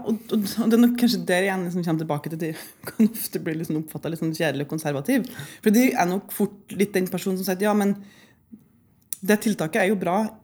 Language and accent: Norwegian; Lierne, Trøndelag, Norway; bodde jo og vokste opp på en ganske hva skal jeg si, eh, avsidesliggende plass eh, hjemme i Lierne